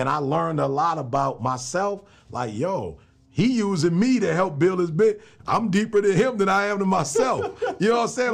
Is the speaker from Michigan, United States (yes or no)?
yes; Michigan, United States; I grew up in Michigan